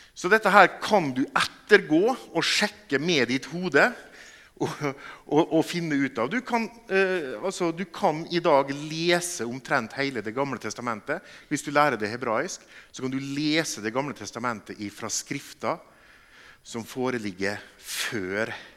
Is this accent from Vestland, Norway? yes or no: no; Molde, Møre og Romsdal, Norway; moved away as an adult; now in Bergen, Norway; Jeg kommer fra Molde. Vi bor i Bergen fordi at jeg traff ei bergensdame.